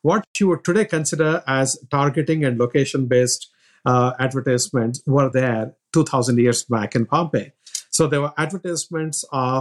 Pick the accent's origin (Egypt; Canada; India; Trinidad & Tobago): India; moved away; As to my background, I'm from India